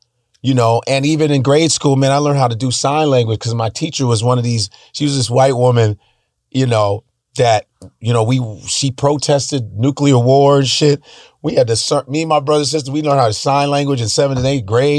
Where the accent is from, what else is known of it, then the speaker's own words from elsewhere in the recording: Chicago, Illinois, United States; also born or lived in Lincoln, Nebraska; Coming from Alabama, Chicago's still segregated but where I lived in Chicago is called Uptown.